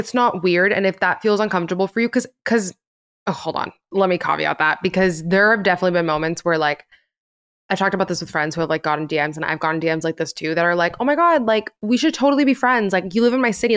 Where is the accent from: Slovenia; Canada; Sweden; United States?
United States; Miami, Florida; moved away as an adult; now in Los Angeles, United States; I'm from Miami.